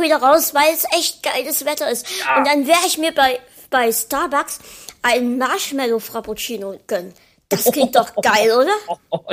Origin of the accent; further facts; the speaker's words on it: Dresden, Saxony, Germany; wir halt hier in Dresden